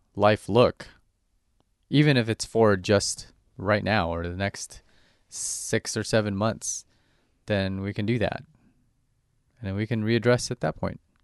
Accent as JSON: {"language": "English", "area": "Orange County", "region": "California", "country": "United States", "tie": "born or raised there", "said": "growing up in Orange County and Orange County is just like a giant suburb"}